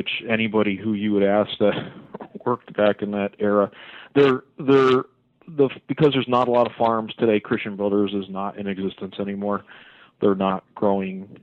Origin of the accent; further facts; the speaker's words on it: Windsor Locks, Connecticut, United States; I grew up in Windsor Locks, the next town over